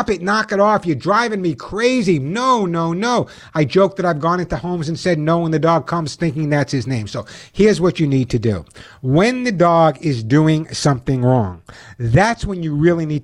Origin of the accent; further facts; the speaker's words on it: New York City, New York, United States; when I grew up in New York, especially in the Bronx